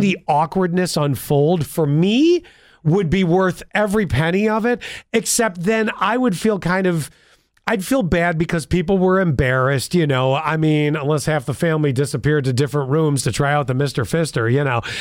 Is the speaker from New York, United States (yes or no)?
yes; Buffalo, New York, United States; being born and raised in Buffalo.